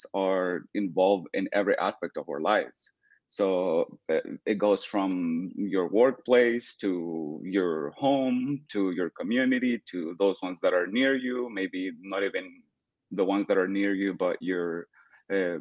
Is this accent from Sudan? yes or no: no; El Salvador; moved away as an adult; now in United States; I'm from El Salvador. I moved to the United States 6 years ago.